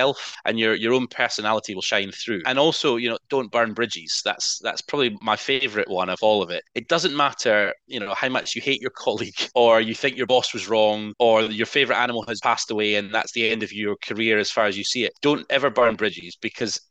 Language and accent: English; Scotland, United Kingdom; moved away as an adult; Being Scottish originally